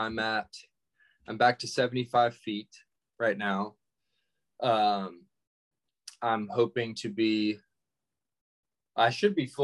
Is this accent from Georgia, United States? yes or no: yes; Georgia, United States; growing up in Georgia